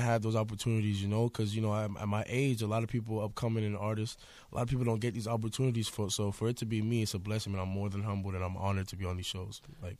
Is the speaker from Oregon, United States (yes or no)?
no; Lantana, Florida, United States; I'm from Natana, Florida. It's basically in the middle of West Palm in Miami. Mm-hmm. It's not, you know, it's really, you know, the hood side of Florida.